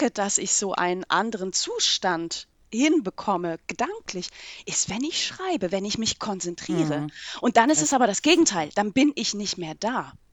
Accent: Switzerland; 2008 habe ich mich einbürgern lassen. Wir mhm. haben ja den Vorteil als Schweizerin, wir können beide Staatsangehörigkeiten behalten.

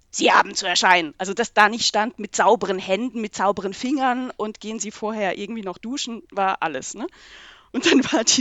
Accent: Switzerland; 2008 habe ich mich einbürgern lassen. Wir mhm. haben ja den Vorteil als Schweizerin, wir können beide Staatsangehörigkeiten behalten.

